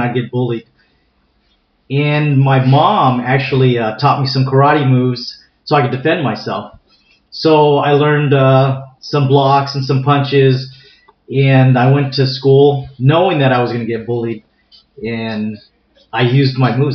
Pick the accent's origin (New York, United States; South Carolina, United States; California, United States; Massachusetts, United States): California, United States; San Diego; I'm native uh, to San Diego. I was uh, born and raised in San Diego. Actually, uh, grew up in a community uh, called Mira Mesa